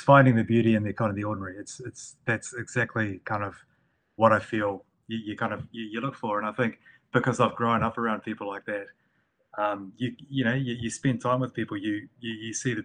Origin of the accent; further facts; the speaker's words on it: Northland, New Zealand; the people that I grew up around in Northland, I lived in a rural area.